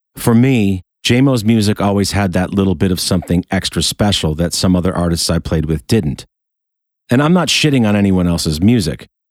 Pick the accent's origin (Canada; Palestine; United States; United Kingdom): United States; Rochester, New York; my hometown of Rochester, New York